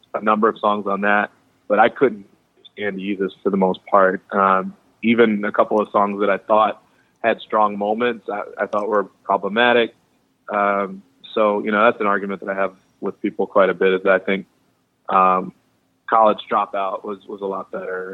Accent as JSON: {"language": "English", "town": "Chicago", "region": "Illinois", "country": "United States", "said": "I'm from Chicago"}